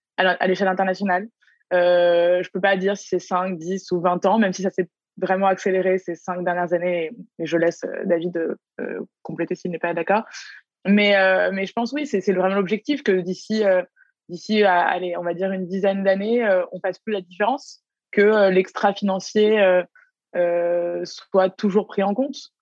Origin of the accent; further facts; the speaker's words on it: Paris, Île-de-France, France; now in Canada; je viens de Paris, je viens, je viens d'Europe